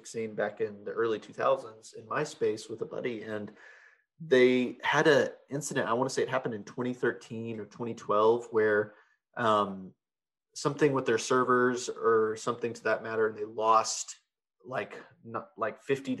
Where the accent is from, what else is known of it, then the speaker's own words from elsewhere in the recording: Fort Worth, Texas, United States; I grew up in the Fort Worth area